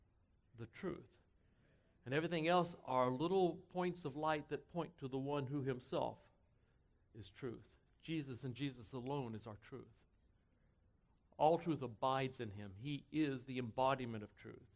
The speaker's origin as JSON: {"language": "English", "region": "Texas", "country": "United States", "tie": "born or raised there", "said": "I grew up in Texas"}